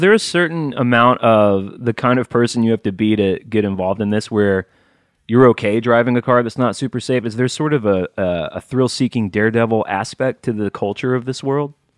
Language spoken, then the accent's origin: English; Alabama, United States; growing up in Alabama